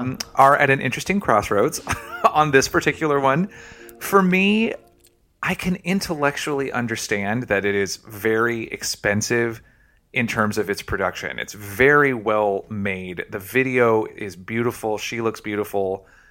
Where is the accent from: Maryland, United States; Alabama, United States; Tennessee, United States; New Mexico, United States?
Tennessee, United States; I'm from Tennessee